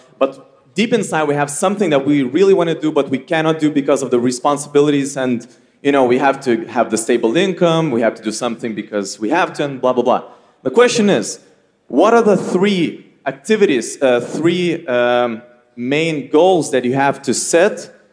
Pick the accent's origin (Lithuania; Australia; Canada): Lithuania; I came from Lithuania.